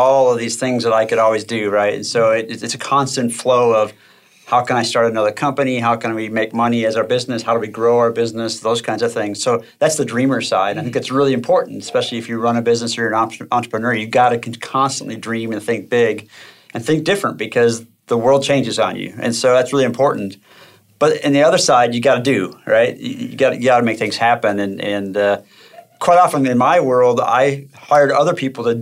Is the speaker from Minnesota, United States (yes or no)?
yes; Minnesota, United States; I grew up in Minnesota, and it's very cold there.